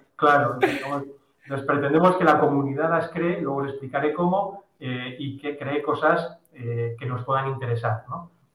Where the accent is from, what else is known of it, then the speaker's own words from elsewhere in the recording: Bilbao, Basque Country, Spain; nosotros somos de Bilbao